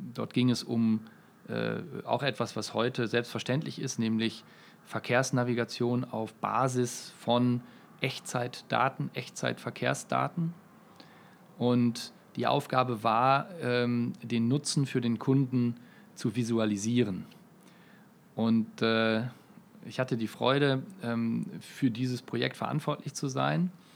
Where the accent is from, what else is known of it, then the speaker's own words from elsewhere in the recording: Münster, North Rhine-Westphalia, Germany; Ich äh, komme aus Münster, ähm, eine mittelgroße Studentenstadt in Nordrhein-Westfalen, ungefähr 300.000 Einwohner. Äh, dort bin ich geboren und aufgewachsen